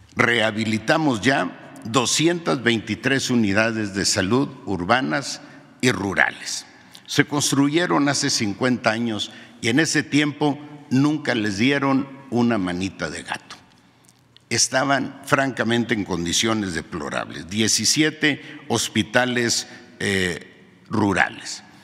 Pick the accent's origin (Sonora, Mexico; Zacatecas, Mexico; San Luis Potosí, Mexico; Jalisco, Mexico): Sonora, Mexico; Sierra de; mi pueblo en la Sierra de Sonora